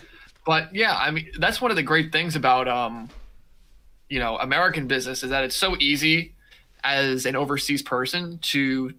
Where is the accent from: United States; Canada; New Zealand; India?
India; I'm from India and I want to get started.